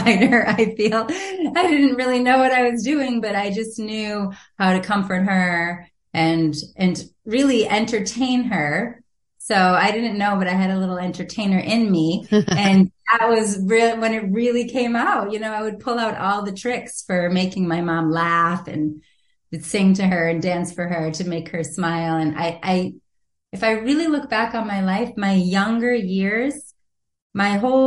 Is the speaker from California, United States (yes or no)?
no; Watertown, Massachusetts, United States; also born or lived in Manhattan; I was raised in Watertown, right outside of Boston, Massachusetts, for my whole life.